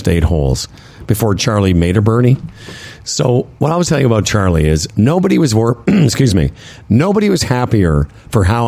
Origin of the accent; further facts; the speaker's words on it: Moose Jaw, Saskatchewan, Canada; moved away; when I grew up in Moose Jaw